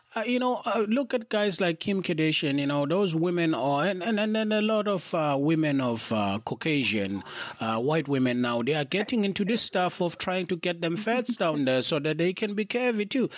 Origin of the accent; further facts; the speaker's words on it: South Africa; also born or lived in United Kingdom; as a South African